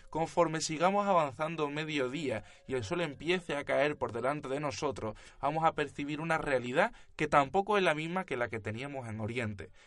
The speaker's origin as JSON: {"language": "Spanish", "town": "Cádiz", "region": "Andalusia", "country": "Spain", "said": "nosotros, los que os presentamos este proyecto de filosofía, somos gaditanos eh, en España"}